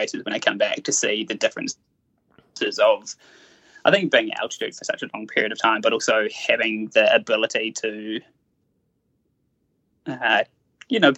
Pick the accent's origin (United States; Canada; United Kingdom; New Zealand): New Zealand; Taranaki; I grew up down in Taranaki